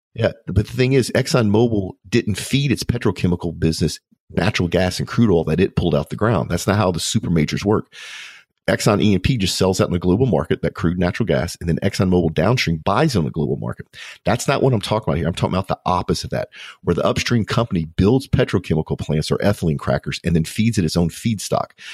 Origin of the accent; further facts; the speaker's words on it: United States; as an American